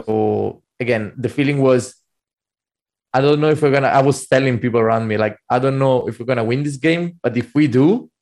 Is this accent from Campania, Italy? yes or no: yes; Naples, Campania, Italy; I'm from Napoli